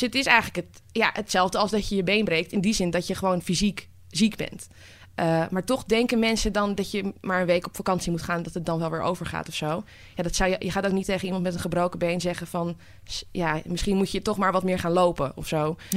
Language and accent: Dutch; Amsterdam, North Holland, Netherlands; ik ben geboren getogen in Amsterdam.